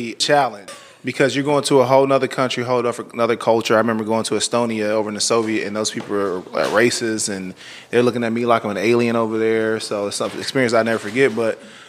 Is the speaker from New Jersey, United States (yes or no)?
no; Flint, Michigan, United States; moved away as an adult; also born or lived in Detroit, Michigan / Atlanta; I'm from Flint, Michigan, originally.